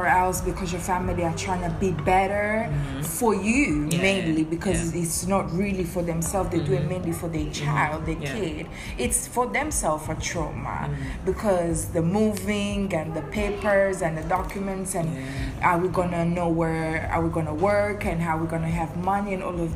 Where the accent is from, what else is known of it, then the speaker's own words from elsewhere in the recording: Italy; first language Seychellois Creole; English is a second language; moved away as an adult; also born or lived in Seychelles; now in London, United Kingdom; I'm from Seychelles, and then I grew up in Italy, and then I came here 11 years ago